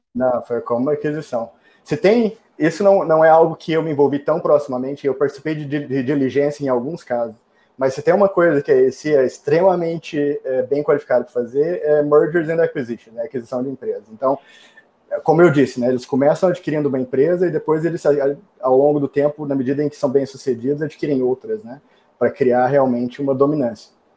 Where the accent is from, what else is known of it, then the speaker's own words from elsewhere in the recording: Brazil; also born or lived in New York, United States; now in Austin, United States; como bom brasileiro que adora um calorzinho